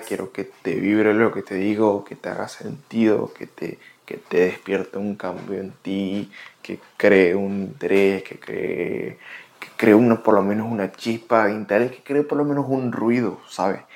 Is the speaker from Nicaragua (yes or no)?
no; Venezuela; moved away as an adult; now in United States; soy de Venezuela, tengo 22, casi 23 años. Tengo viviendo en Estados Unidos aproximadamente ya casi tres años